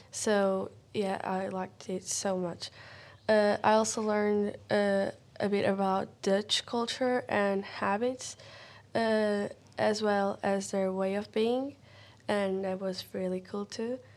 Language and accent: English; Portugal; from Portugal.